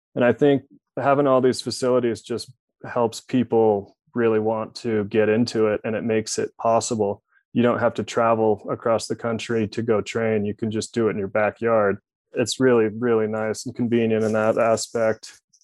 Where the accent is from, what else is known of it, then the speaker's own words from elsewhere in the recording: Utah, United States; it's probably one of the most fun places to grow up